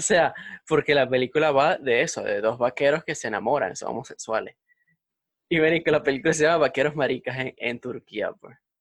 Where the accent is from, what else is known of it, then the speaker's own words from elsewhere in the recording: Valencia, Carabobo, Venezuela; now in Madrid, Spain; nosotros, somos de Valencia, de Pro Valencia, Venezuela